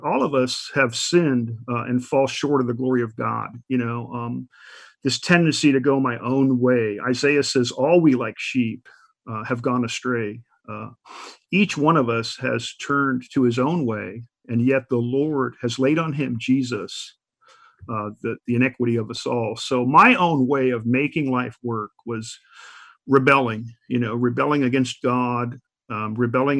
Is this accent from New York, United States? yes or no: yes; New York, United States; I was born back east in New York in the 1960s